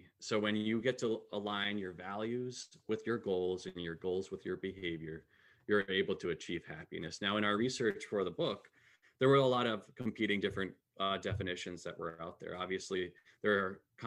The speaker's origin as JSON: {"language": "English", "region": "Connecticut", "country": "United States", "also_born_or_lived": "south of Boston, Massachusetts", "moved": "yes", "lives_now": "Minneapolis, United States", "said": "I'm from Connecticut originally"}